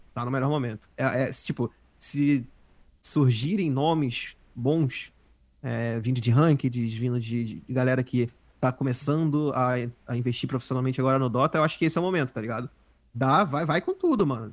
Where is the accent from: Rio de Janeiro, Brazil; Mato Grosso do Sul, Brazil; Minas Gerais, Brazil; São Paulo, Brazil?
Rio de Janeiro, Brazil; also born or lived in Southeast Brazil; eu sou do Rio, eu sou do Rio